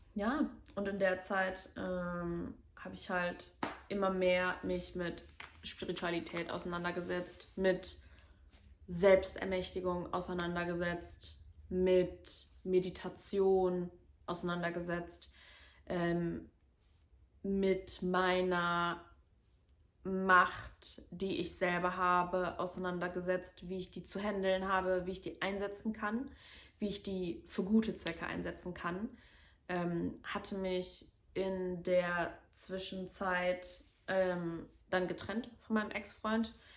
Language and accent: German; Cologne, North Rhine-Westphalia, Germany; also born or lived in Medellín, Colombia; now in Bonn, Germany; Ich bin in Köln geboren und in der Nähe von Köln aufgewachsen, im Vorort